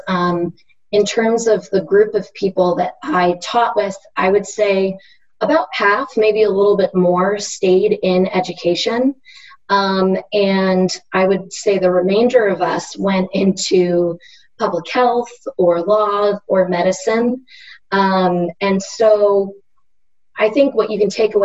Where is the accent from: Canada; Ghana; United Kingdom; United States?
United States; Pennsylvania; moved away as an adult; also born or lived in Durham, North Carolina; now in North Carolina, United States; I grew up in Pennsylvania